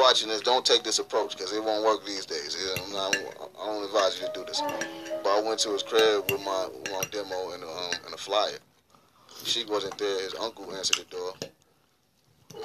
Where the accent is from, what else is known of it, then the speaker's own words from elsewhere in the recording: North Carolina, United States; moved away; also born or lived in Yonkers; I'm from North Carolina